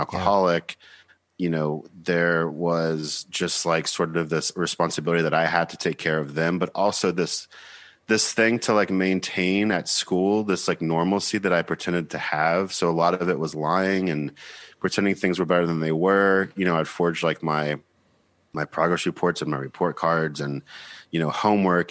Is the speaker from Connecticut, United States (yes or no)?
no; Georgia, United States; moved away as an adult; also born or lived in Nashville, Tennessee / Seattle, Washington; now in New York, United States; I'm from Beaufort, Georgia, which is about thirty-five miles north of Atlanta